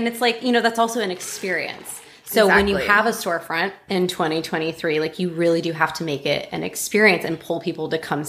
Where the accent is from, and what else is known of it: California, United States